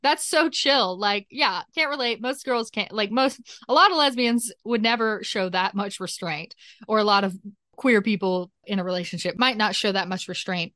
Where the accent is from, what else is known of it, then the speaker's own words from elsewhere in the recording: Nashville, Tennessee, United States; I'm a podcaster from Nashville, Tennessee, which is in America